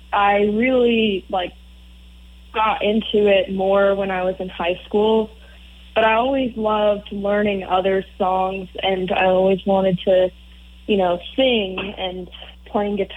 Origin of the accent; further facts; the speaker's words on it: Morrison, Colorado, United States; moved away; I'm from Morrison, Colorado originally, which is where Red Rocks Amphitheater is